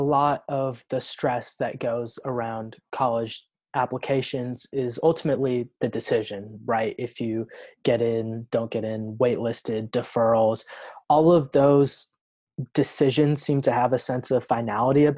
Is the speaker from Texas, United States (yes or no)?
no; Oregon, United States; I'm from Oregon.